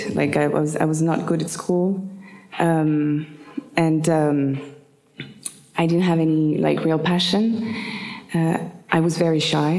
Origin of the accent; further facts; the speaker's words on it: Paris, Île-de-France, France; English is a second language; I was born in Paris. I was born in the Quartier Latin